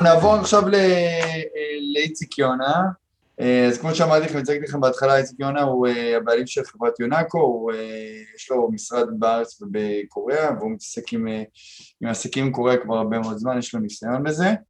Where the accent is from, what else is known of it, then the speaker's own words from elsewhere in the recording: Israel; אנחנו כישראלים